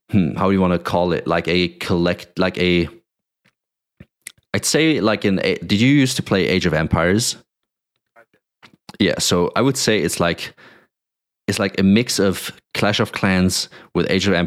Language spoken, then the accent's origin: English; Germany; I grew up like in Germany most most of my uh, most of my teenage years.